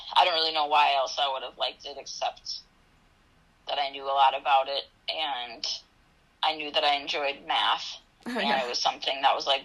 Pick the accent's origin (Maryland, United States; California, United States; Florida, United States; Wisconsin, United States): Wisconsin, United States; Wausau; also born or lived in Eau Claire, Wisconsin / Altoona, Wisconsin; I grew up in Wausau, Wisconsin, and I graduated from Wausau East High School